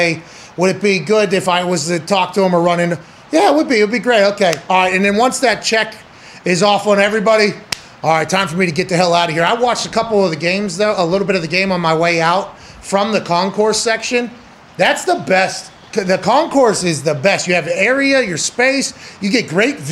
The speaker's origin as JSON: {"language": "English", "town": "Pittsburgh", "region": "Pennsylvania", "country": "United States", "tie": "born or raised there", "said": "I grew up in Pittsburgh"}